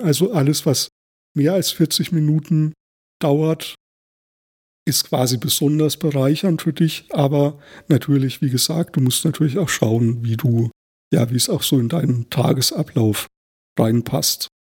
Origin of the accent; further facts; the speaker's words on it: Thuringian Forest, Germany; Ich bin ja auch im Thüringer Wald aufgewachsen